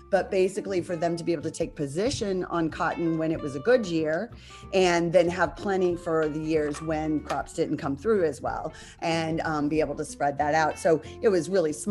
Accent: Alabama, United States; I'm also from the South. I was, my formative years are all Alabama

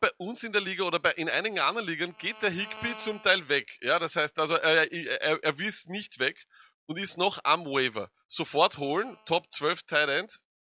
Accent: Austria; wir sind aus Österreich

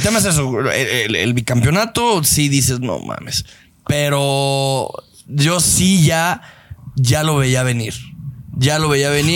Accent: Guadalajara, Jalisco, Mexico; tú y yo que crecimos y nos enamoramos de las chivas en el Jalisco y que nosotros tenemos una conexión, nosotros como tapatíos

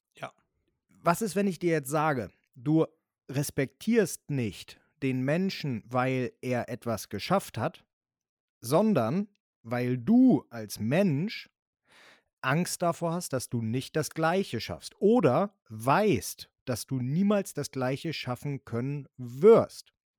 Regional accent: Germany; also born or lived in northern Germany; bei uns in Deutschland

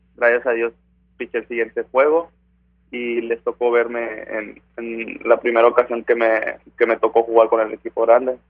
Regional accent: Ciudad Victoria, Tamaulipas, Mexico; moved away; soy de Ciudad Victoria, Tamaulipas

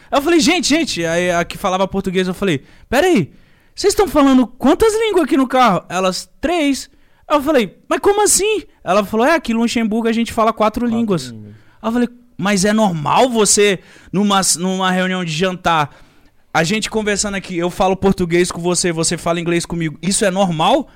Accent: Brazil; sou brasileiro

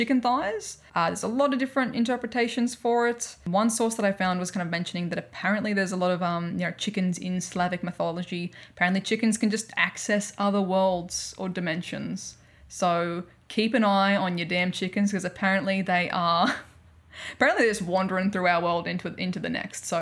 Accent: Australia; accent: Australian; my horrific Australian accent

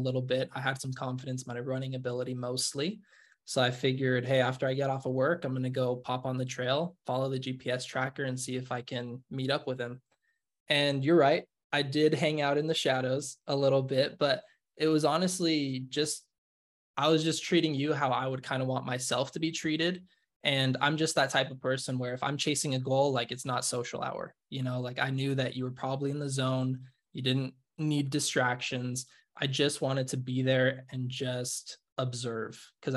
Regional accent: Nevada, United States; moved away as an adult; now in Utah, United States; I grew up in Nevada, but I moved out here to Utah to go to school.

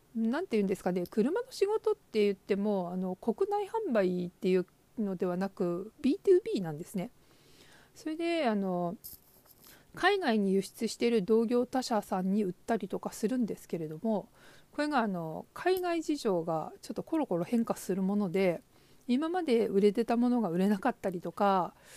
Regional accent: Hokuriku, Japan; 北陸の片田舎に生まれ、祖父が農業を営む家で育ちました

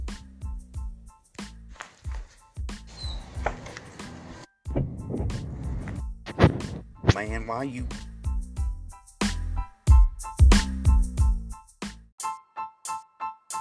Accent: Ozona, Texas, United States; my hometown

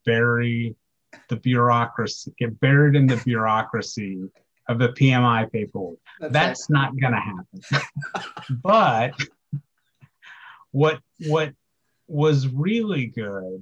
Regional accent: Kansas, United States; now in Texas, United States; I was born in Kansas

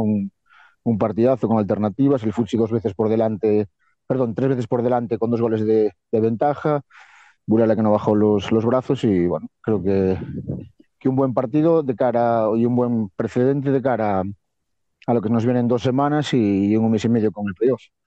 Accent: Viveiro, Galicia, Spain; de Viver, de mi pueblo

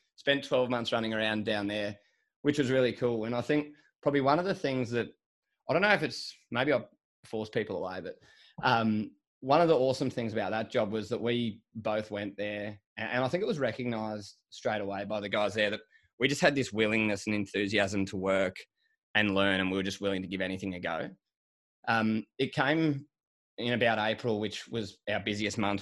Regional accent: Sydney, New South Wales, Australia; also born or lived in Melbourne; I grew up in Sydney and spent, like, all my schooling up here. So I am a city kid.

